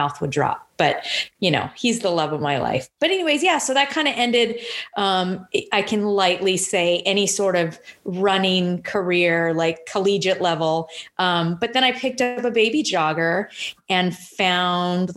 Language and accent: English; Temecula, California, United States; I grew up out in Temecula.